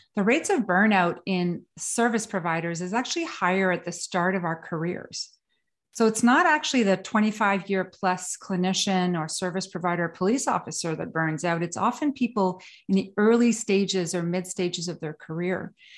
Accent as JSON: {"language": "English", "region": "northern Quebec", "country": "Canada", "tie": "born or raised there", "also_born_or_lived": "Sweden / New York City / England", "moved": "yes", "lives_now": "Kingston, Canada", "said": "I was born in northern Quebec"}